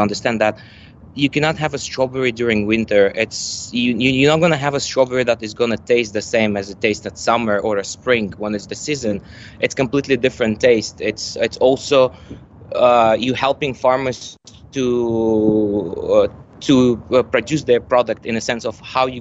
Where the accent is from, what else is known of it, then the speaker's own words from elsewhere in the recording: Dubai, United Arab Emirates; also born or lived in Malaysia / United States; I grew up literally in Dubai.